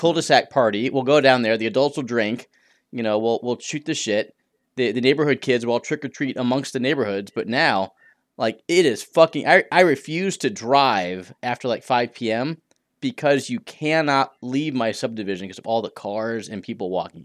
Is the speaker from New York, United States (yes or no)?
no; St. Louis, Missouri, United States; moved away; when I grew up in Saint Louis